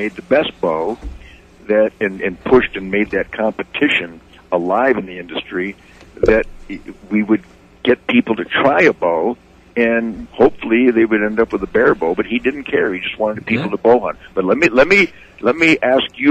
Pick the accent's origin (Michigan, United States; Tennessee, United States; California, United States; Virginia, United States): Michigan, United States; Redford; I was born and raised in Redford over there